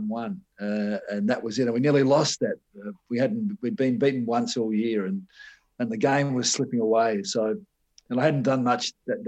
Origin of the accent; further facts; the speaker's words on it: Adelaide, South Australia, Australia; also born or lived in Victoria / Whyalla; I was 7 years old when I came here, and I grew up as a South Australian.